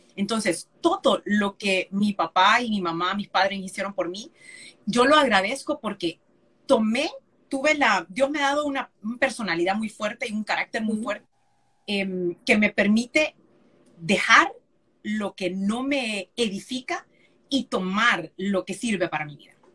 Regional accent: San Pedro Sula, Cortés, Honduras; moved away as an adult; also born or lived in Tegucigalpa; Yo soy nacida en Tegucigalpa, pero criada en San Pedro

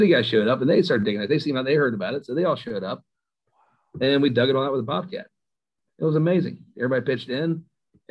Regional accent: Dayton, United States; I grew up here in Dayton

